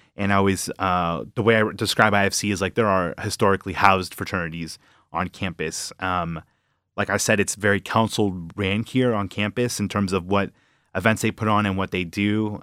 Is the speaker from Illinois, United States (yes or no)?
yes; Villa Park, Illinois, United States; moved away as an adult; now in Michigan, United States; I'm from Villa Park, about half hour from the city. Um, you know, born and raised in the suburbs.